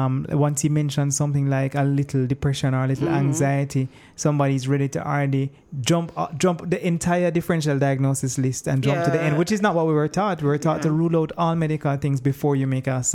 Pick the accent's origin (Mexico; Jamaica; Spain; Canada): Jamaica; I'm a Jamaican man